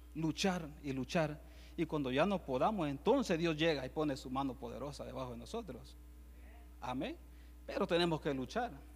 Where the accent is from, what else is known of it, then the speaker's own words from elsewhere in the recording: El Salvador; yo soy de Salvador también